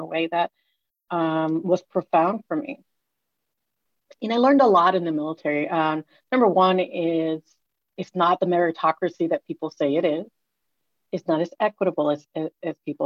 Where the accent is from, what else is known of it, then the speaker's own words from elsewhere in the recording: Puerto Rico; moved away; also born or lived in United States; I grew up in Puerto Rico, the daughter of Dominican immigrants.